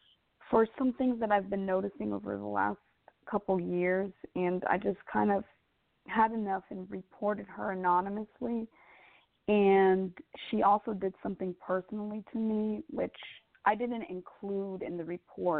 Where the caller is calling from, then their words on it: Georgia, United States; From Georgia.